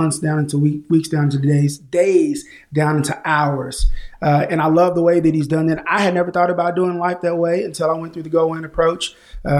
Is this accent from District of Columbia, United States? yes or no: no; Tulsa, Oklahoma, United States; now in Oklahoma City, United States; born and raised in Tulsa, Oklahoma, groomed into a man here in Oklahoma City. Been here for the last 20 years